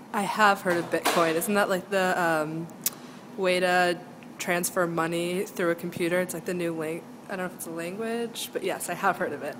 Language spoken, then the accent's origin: English; New York, United States; moved away; I'm from New York.